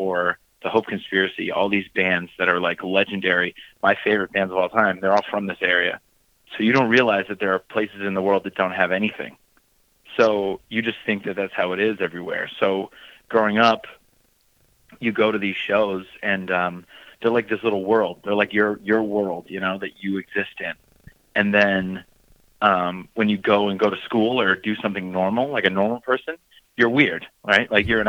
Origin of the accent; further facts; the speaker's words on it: New Hampshire, United States; also born or lived in Boston, United States; I'm from Boston, Massachusetts, so I'm actually technically from New Hampshire, but whatever. So, around Boston, there's just a lot of bands.